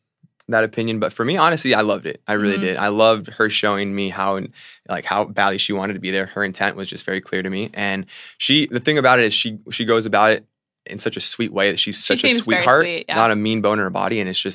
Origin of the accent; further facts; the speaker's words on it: Virginia, United States; also born or lived in Fairfax / Spotsylvania / Boca Raton; And I'm from Virginia and then lived down in Florida, so.